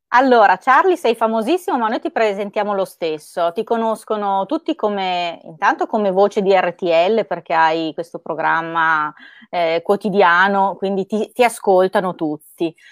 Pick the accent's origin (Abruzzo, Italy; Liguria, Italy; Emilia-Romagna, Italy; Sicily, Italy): Emilia-Romagna, Italy; Parma; io sono di Parma